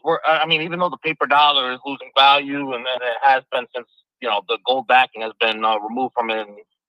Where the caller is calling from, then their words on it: New York City, New York, United States; I'm calling from the Bronx, New York City.